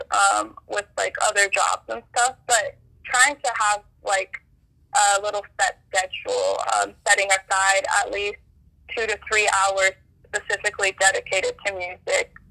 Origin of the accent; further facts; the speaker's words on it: Burbank, California, United States; also born or lived in Los Angeles; I uh, currently live in Los Feliz. I grew up in Burbank, which is like about 15 minutes away from each other.